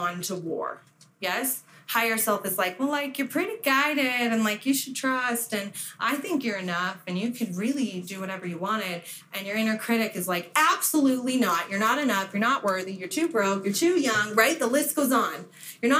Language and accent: English; Las Vegas, Nevada, United States; moved away; I was from Vegas